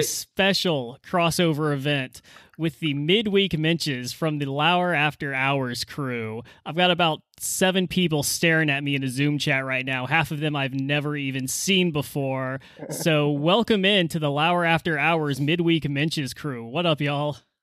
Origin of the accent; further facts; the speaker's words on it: United States; as an American